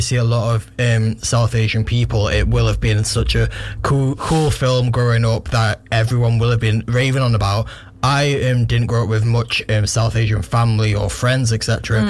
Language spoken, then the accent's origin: English; Ireland; I'm Irish.